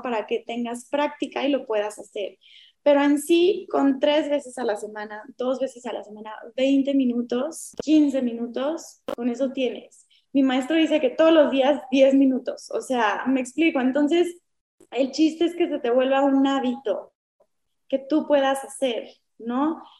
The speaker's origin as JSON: {"language": "Spanish", "country": "Mexico", "said": "somos muy mexicanos"}